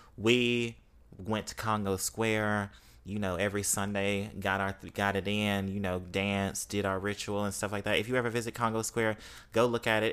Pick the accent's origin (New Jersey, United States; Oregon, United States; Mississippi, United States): Mississippi, United States; accent: Mississippi; now in New Orleans, United States; I'm from Mississippi